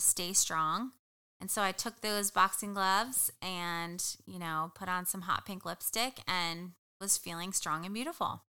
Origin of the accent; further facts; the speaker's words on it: New Jersey, United States; moved away; I am originally from New Jersey. Uh, you could take the girl out of Jersey, but you can't take the Jersey out of her